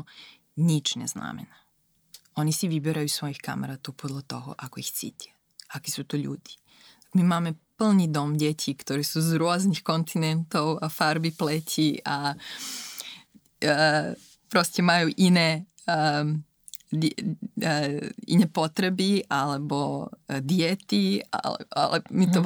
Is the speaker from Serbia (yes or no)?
yes; Serbia; Slovak is a second language; moved away as an adult; also born or lived in Belgrade, Serbia; now in Slovakia; som zo Srbska